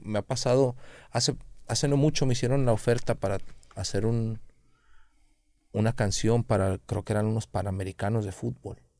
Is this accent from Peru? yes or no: no; Guadalajara, Jalisco, Mexico; yo también soy de Oblatos